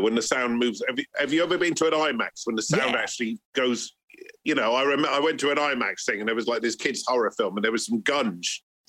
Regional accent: Bristol, South West England, United Kingdom; we're just a bunch of mates amongst quite a few mates growing up in Bristol.

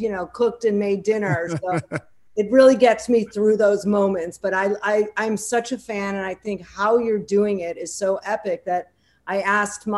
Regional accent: Wilmette, Illinois, United States; moved away as an adult; also born or lived in New York; I grew up in Chicago, actually the suburbs of Chicago, a small town called Wilmette, went to New Trier High School

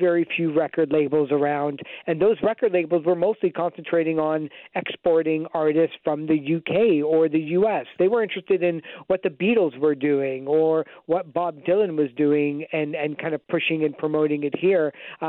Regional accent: Canada; We always grew up, or at least I did, knowing about people like … growing up in Ottawa

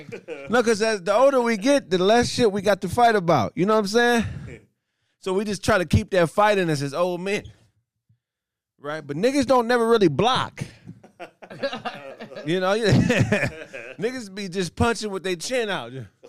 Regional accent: Pasadena, California, United States; my hometown, Pasadena, California.

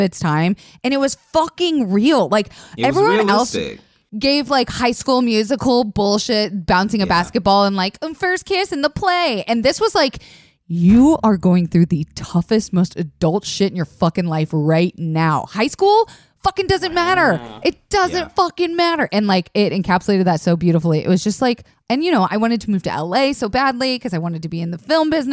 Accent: Florida, United States; I grew up in Florida

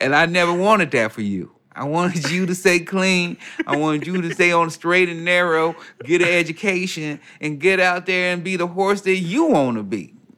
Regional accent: Chicago, Illinois, United States; the Chicago Bulls, my hometown mm-hmm. team.

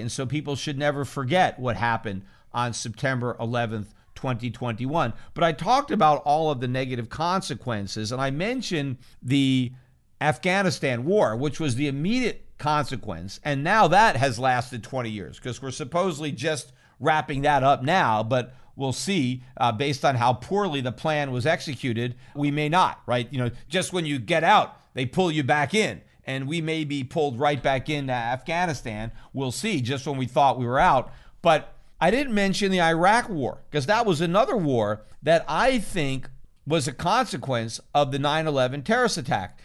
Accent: United States; from the perspective of an American citizen and as an American taxpayer

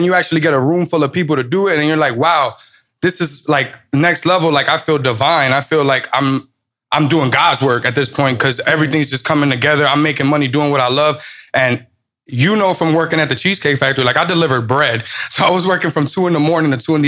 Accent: New York, United States; Like I'm a New Yorker. I had to walk around with my face.

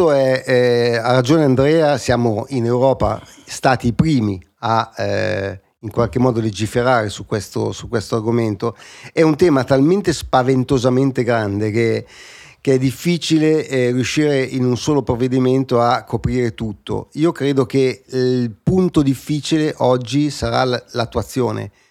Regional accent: Alessandria, Piedmont, Italy; no, io sono di Alessandria.

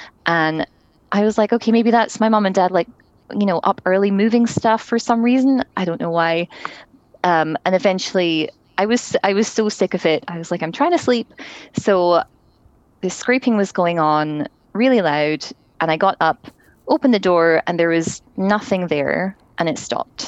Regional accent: Scotland, United Kingdom; now in Toronto, Canada; I grew up in Scotland

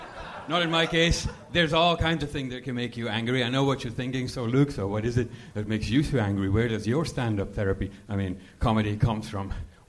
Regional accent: Belgium; English is a second language; moved away; I'm from Belgium.

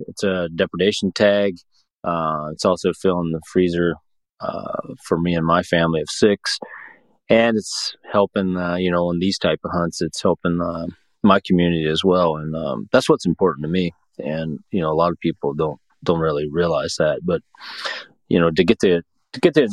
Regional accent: Montana, United States; moved away; my home state over there

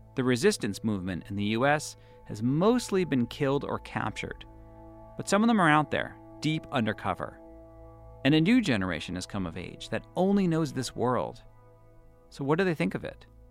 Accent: Boston, Massachusetts, United States; now in New York, United States; I'm Jewish, and I grew up in Boston.

